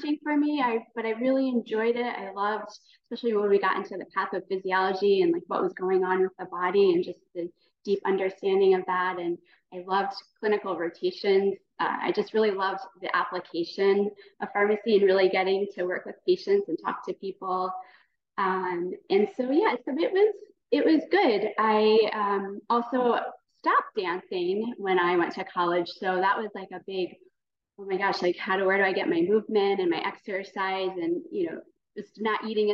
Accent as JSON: {"language": "English", "region": "New Jersey", "country": "United States", "tie": "born or raised there", "said": "I grew up in New Jersey"}